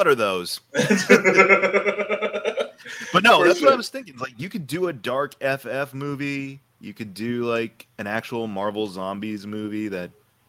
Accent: United Kingdom; I'm British. I don't understand what the difference is.

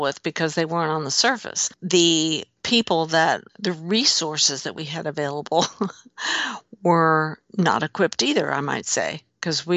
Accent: Lawrence, Kansas, United States; my hometown in Lawrence, Kansas

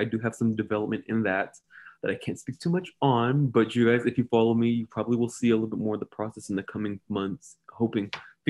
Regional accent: Hayward, California, United States; I'm from, born and raised in Hayward, California, the heart of the Bay Area.

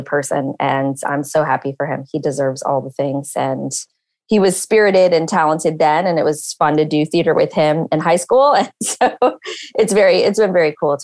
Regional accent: New York City, New York, United States; now in California, United States; I'm from New York City. So that's where I was born and raised.

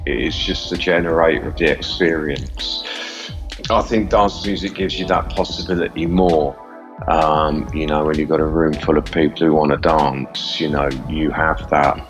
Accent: Midlands, United Kingdom; also born or lived in London; now in Berlin, Germany; I'm from the Midlands originally, but I spent most of my time living in London

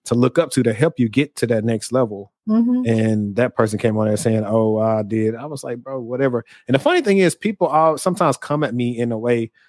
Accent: the South, United States; I'm from the South. And we weren't exposed to that.

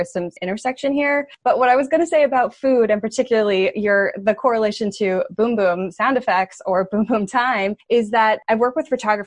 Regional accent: New York, United States; as a New Yorker

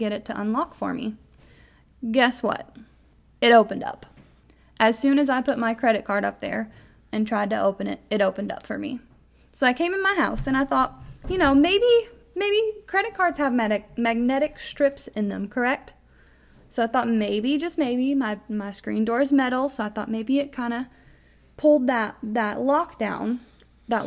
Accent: Kentucky, United States; we are from Kentucky

